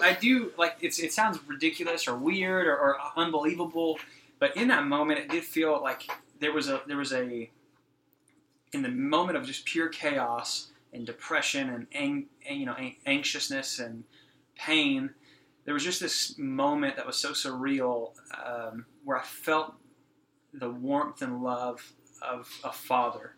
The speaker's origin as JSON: {"language": "English", "region": "Texas", "country": "United States", "tie": "born or raised there", "said": "I was born and raised here in Texas, um, just down the road from from here in Fort Worth."}